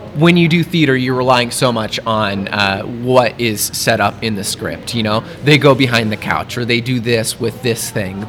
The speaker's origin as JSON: {"language": "English", "town": "Lincoln", "region": "Nebraska", "country": "United States", "said": "I'm from Lincoln originally"}